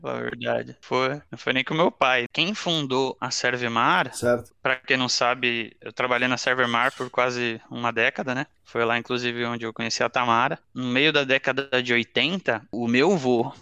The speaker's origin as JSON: {"language": "Portuguese", "town": "Cubatão", "region": "São Paulo", "country": "Brazil", "tie": "born or raised there", "also_born_or_lived": "Santos", "said": "eu nasci, na verdade, em Santos, que é a cidade aqui do lado de Cubatão, mas cresci em Cubatão"}